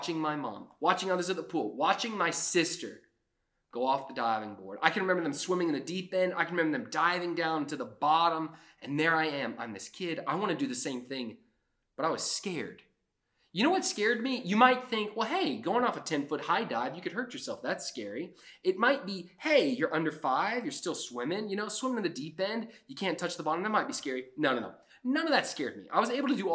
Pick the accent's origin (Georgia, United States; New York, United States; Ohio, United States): Georgia, United States; also born or lived in South Florida; I grew up in South Florida. I lived there till I was 5, and then I moved to Georgia